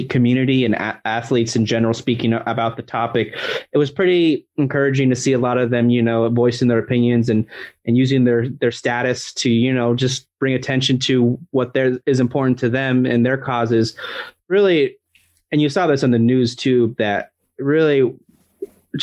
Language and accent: English; United States; being an American